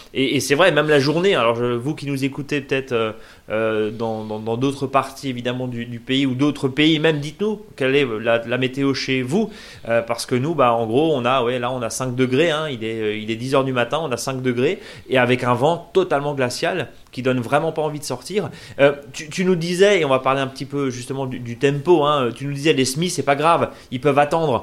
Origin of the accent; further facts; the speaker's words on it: Alsace, Grand Est, France; chez nous en Alsace